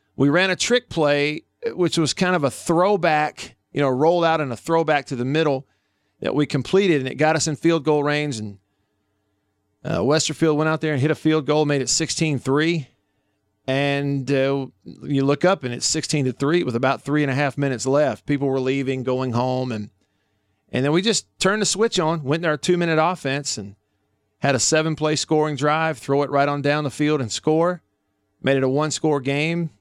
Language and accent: English; Tupelo, Mississippi, United States; moved away; my hometown of Tupelo